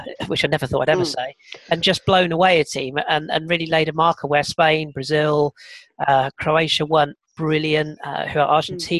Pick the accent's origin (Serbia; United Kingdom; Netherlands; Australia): United Kingdom; England; I suppose we probably feel it more being English